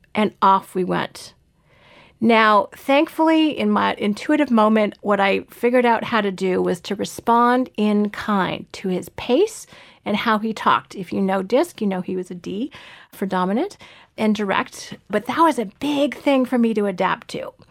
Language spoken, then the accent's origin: English; Canada; also born or lived in Toronto; I live in Toronto and I'm Canadian by birth